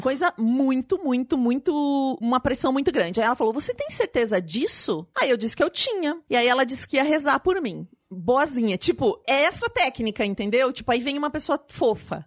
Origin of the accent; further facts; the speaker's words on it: Paraná, Brazil; eu sou do Paraná